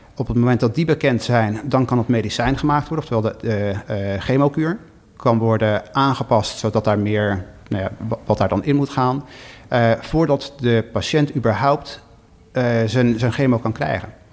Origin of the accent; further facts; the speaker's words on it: Schiedam, South Holland, Netherlands; also born or lived in Rotterdam area; now in Chicago, United States; Ik ben eh, in Schiedam geboren, eh, in de omgeving van Rotterdam getogen